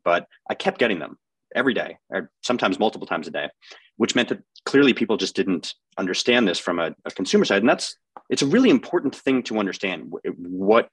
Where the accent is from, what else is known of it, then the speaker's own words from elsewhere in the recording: Boston, Massachusetts, United States; a Bostonian.